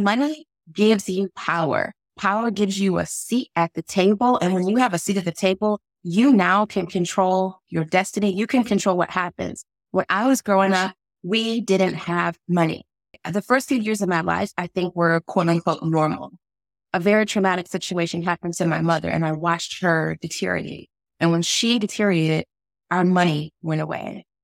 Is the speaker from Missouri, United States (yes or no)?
yes; St. Louis, Missouri, United States; now in Washington, D.C., United States; I am a little girl from Saint Louis, Missouri